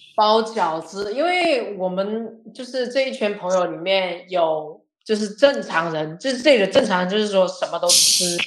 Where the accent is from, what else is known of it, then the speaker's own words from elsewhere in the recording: southern China, China; 我南方人嘛